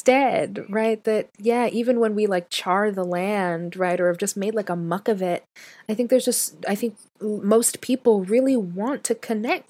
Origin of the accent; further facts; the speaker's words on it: Canada; now in United States; I'm Canadian. So I know the Canadian education system